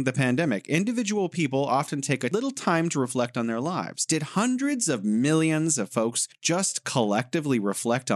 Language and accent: English; California, United States; moved away as an adult; now in Beijing, China; I'm from the Golden State, California. Now I'm living here in beautiful Beijing